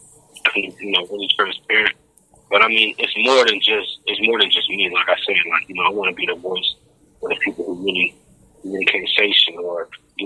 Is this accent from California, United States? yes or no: yes; Los Angeles, California, United States; I grew up in the 818, San Fernando Valley. Part of L.A. County